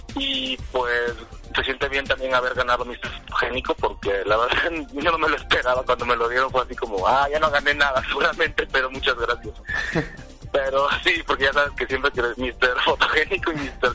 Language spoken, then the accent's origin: Spanish; Pinotepa Nacional, Oaxaca, Mexico; yo soy eh, originario de Pinotepa Nacional, como ya lo mencionabas. Estoy en la costa del estado de Oaxaca, cerquita de Guerrero